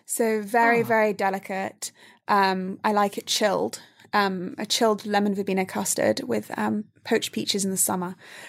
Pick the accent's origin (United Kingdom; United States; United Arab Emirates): United Arab Emirates; Dubai; This is my after-school snack when I grew up in Dubai after, like, you know, before going to soccer practice or after dance class or something.